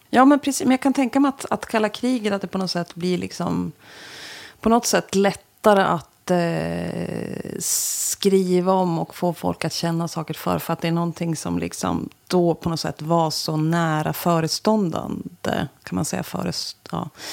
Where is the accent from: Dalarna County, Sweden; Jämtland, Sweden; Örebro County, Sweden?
Jämtland, Sweden; Östersund; moved away as an adult; also born or lived in Kalix / Stockholm / Umeå; now in Västerbotten, Sweden; Östersund, så därför klev jag på det där. Alltså min hemstad